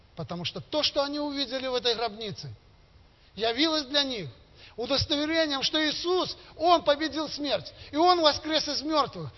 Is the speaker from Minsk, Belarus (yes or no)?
no; Gomel, Gomel Region, Belarus; я из Костюковки, есть такой поселок теперь, который стал городом Гомелем